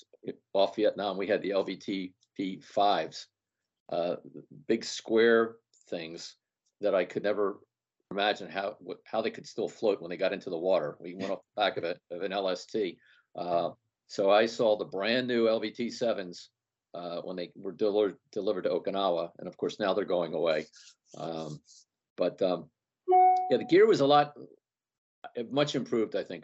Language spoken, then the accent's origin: English; Philadelphia, Pennsylvania, United States; I'm from the Philadelphia area